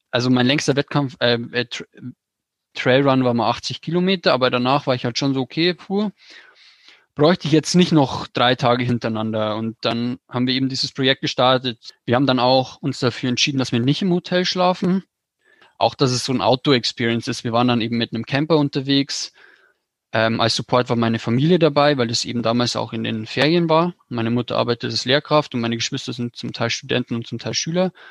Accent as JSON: {"language": "German", "region": "Bavaria", "country": "Germany", "said": "Also ich komme aus dem Bayerischen Wald"}